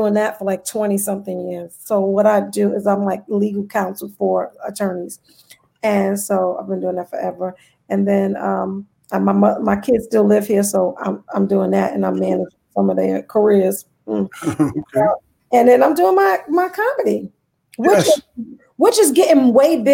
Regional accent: New York City, New York, United States; also born or lived in North Carolina; I am from East New York, Brooklyn. My family is from North Carolina.

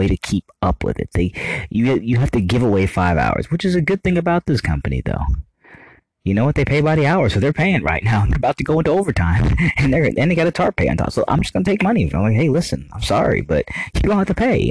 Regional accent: United States; I love being an American. I love my country so much

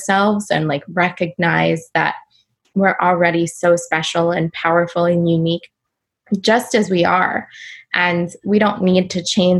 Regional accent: California, United States; I grew up in California

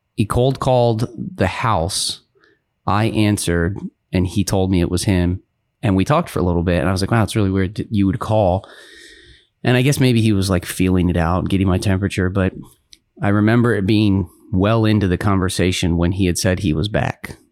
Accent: Baltimore, Maryland, United States; I was born in Baltimore, Maryland

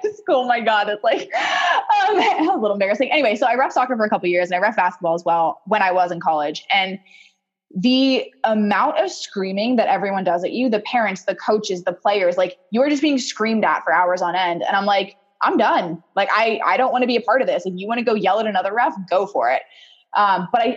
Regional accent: Portland, Oregon, United States; also born or lived in Puyallup, Washington / Banks, Oregon; I was born in Puyallup, Washington, which is just south of Seattle, but I spent from 3 to 18 in Portland, Oregon

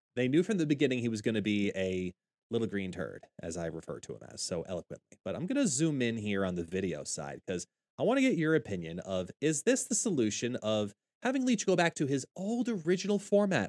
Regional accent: Long Island, New York, United States; I am from Long Island, New York, born and bred

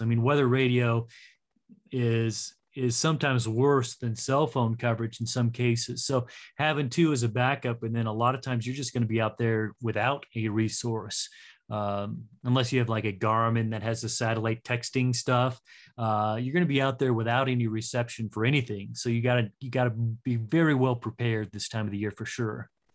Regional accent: Castle Rock, Colorado, United States; moved away as an adult; I live in Castle Rock now and born and raised in Castle Rock

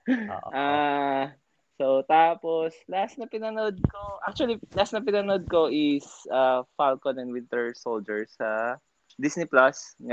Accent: Philippines; now in Hong Kong; dito sa Hong Kong tatlo kami. Yung isa British, yung isa Pakistani, tapos ako Filipino.

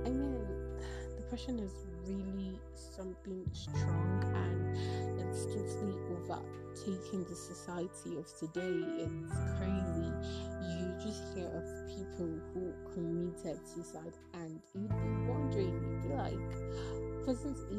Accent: Nigeria; from where I am from, I'm from Nigeria

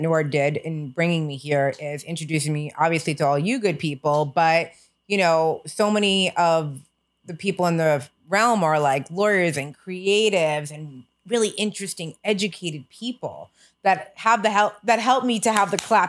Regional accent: United States; we are American

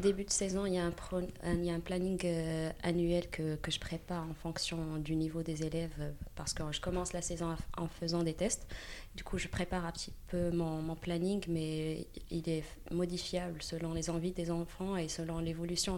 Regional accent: Morocco; moved away as an adult; now in Paris, France; je viens, c'est vrai, je viens du Maroc, j'ai grandi au Maroc et je suis venue ici

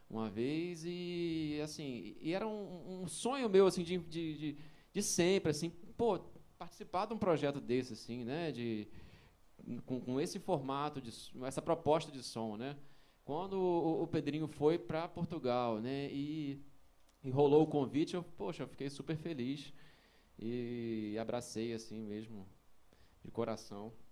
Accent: Rio de Janeiro, Brazil; Eu sou carioca, não falei, eu sou do Rio.

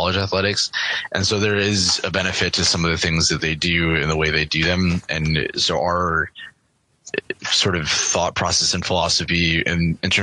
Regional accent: Buffalo, New York, United States; moved away; I'm from Buffalo

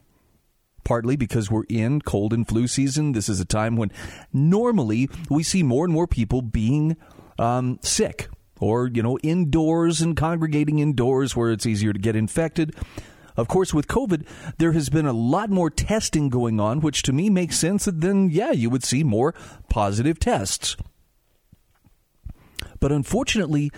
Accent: Utah, United States; my home state of Utah

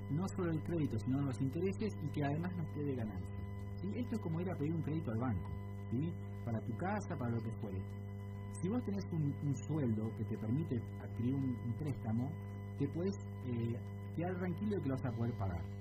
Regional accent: Argentina; como argentinos

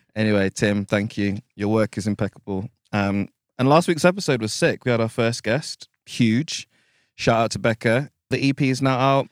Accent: United Kingdom; being black British

